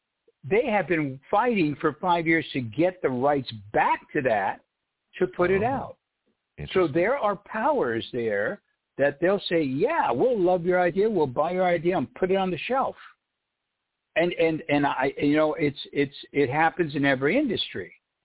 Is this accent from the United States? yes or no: yes; United States; Because I'm an American.